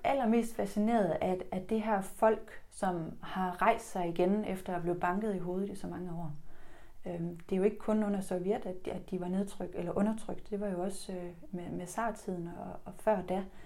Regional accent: Denmark

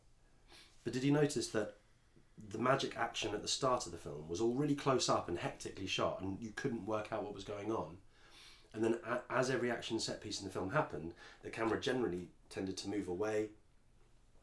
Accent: England, United Kingdom; accent: posh English

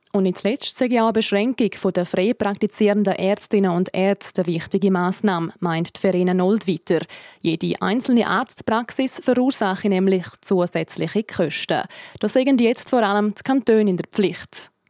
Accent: Switzerland; bei uns in der Schweiz

